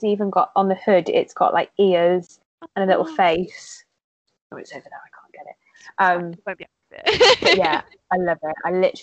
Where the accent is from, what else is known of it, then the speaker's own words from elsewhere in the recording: Worcester, West Midlands, United Kingdom; now in Cheltenham, United Kingdom; I'm from Worcester originally